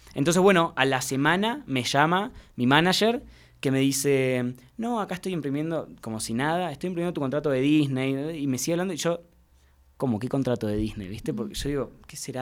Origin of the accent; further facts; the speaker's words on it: Mar del Plata, Buenos Aires Province, Argentina; now in Buenos Aires, Argentina; yo soy de Mar del Plata, que es una ciudad eh, cerquita de, Buenos Aires